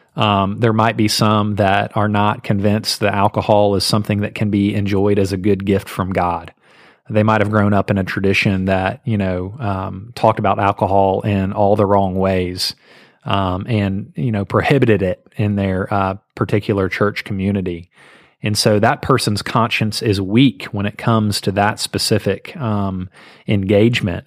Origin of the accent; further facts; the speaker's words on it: Southeast, United States; I grew up in the Southeast